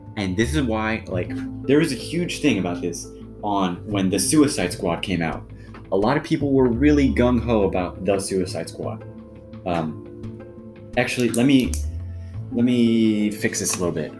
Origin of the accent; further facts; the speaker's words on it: United States; I speak as an American from an American perspective